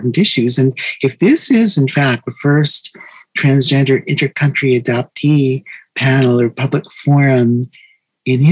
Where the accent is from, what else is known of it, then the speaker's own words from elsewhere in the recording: Midwest, United States; moved away as an adult; also born or lived in South Korea; now in New York, United States; I was born in Korea, adopted when I was 7.5 months old, grew up in the Midwest, moved to New York, 1995